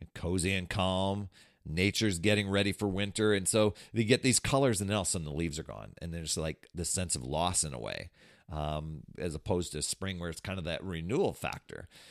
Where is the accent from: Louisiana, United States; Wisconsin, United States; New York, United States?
Wisconsin, United States; I grew up in Wisconsin